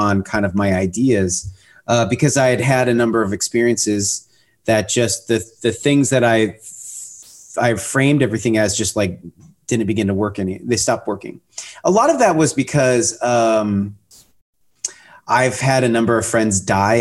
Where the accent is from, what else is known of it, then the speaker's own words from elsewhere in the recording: Pacific Northwest, Seattle area, Washington, United States; now in Austin, United States; I grew up in the Pacific Northwest in the Seattle area, north of Seattle on the ocean is where I grew up